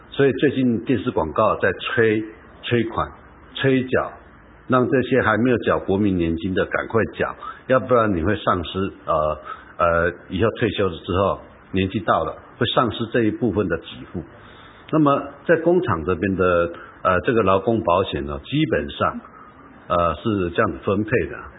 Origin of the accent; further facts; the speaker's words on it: Taiwan; 我们台湾人